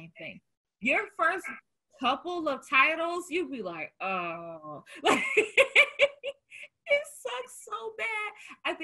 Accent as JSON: {"language": "English", "region": "the South", "country": "United States", "moved": "yes", "lives_now": "Chicago, United States", "said": "I'm from the South."}